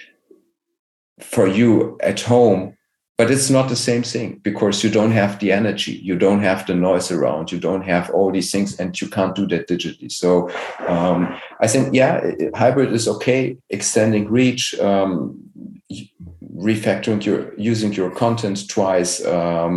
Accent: Germany; I'm here from Germany

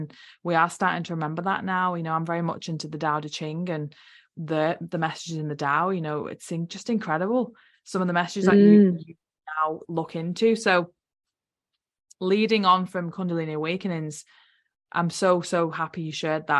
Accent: United Kingdom; moved away as an adult; now in New Zealand; I'm from UK, I'm not a Kiwi

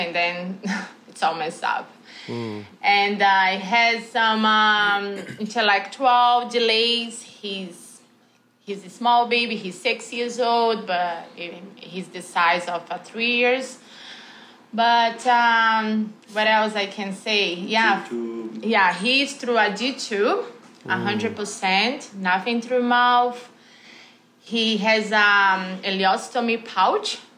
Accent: Brazil; moved away as an adult; also born or lived in Canada; now in Toronto, Canada; I am from Brazil. However, I've been living in this beautiful country, Canada, for 20 years. So I'll say half of my life

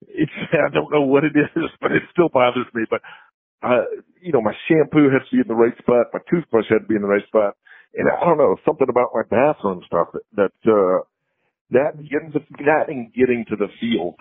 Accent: the South, United States; growing up in the South

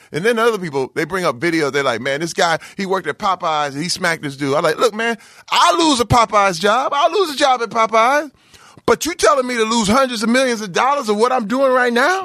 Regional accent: Flint, Michigan, United States; growing up in Flint, Michigan, uh, where I came up, and I, I literally graduated class of eighty-six.

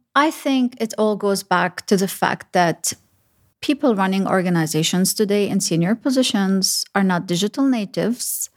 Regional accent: Sharjah, United Arab Emirates; also born or lived in Lebanon / Dubai / Abu Dhabi; having gro-, grown up in Sharjah, I feel that I pretty much know the U A E from the back of my hands.

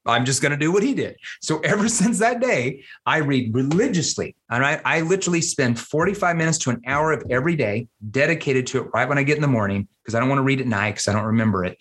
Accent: Arkansas, United States; I'm from Arkansas.

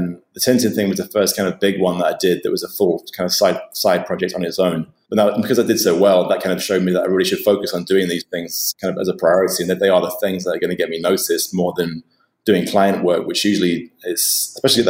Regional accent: Nottingham, East Midlands, United Kingdom; moved away; also born or lived in London; Originally, I'm from Nottingham

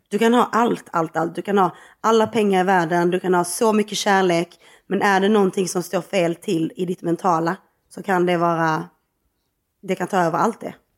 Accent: Skåne, Sweden; som skåning

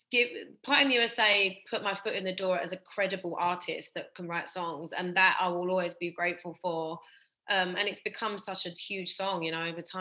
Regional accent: London, United Kingdom; also born or lived in Essex; I'm from Essex, like, you know, I'm a London born and bred.

